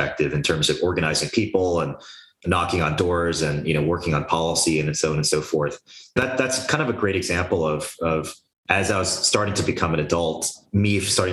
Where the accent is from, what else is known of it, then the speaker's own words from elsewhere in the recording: United States; I was born in the United States, but my parents had immigrated here, you know, from South Korea